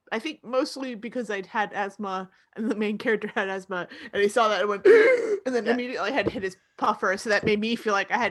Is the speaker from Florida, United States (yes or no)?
yes; Florida, United States; I'm from Florida.